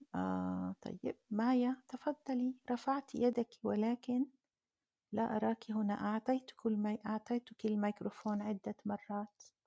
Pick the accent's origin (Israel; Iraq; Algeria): Algeria; أنا من الجزائر